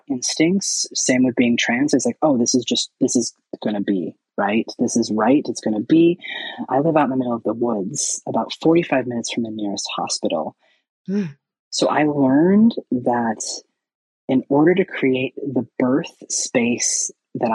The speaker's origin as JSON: {"language": "English", "town": "Seattle", "region": "Washington", "country": "United States", "said": "I am from Seattle and there's a lot more resources and access to care here."}